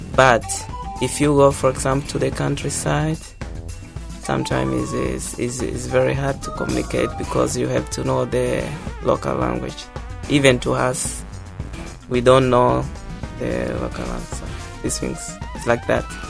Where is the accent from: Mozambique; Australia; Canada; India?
Mozambique; moved away as an adult; now in Kobe, Japan; I'm from Mozambique